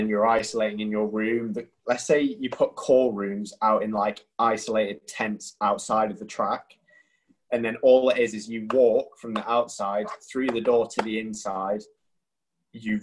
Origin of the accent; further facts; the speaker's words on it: United Kingdom; We're British